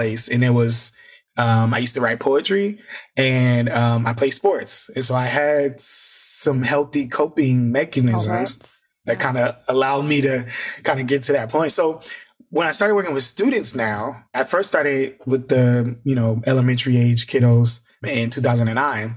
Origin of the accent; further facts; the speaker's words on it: Fort Wayne, Indiana, United States; moved away; I'm from Indiana originally.